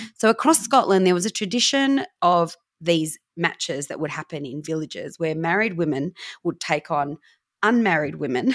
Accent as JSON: {"language": "English", "town": "Newcastle", "region": "New South Wales", "country": "Australia", "tie": "born or raised there", "said": "I was born in Newcastle and I'm adopted."}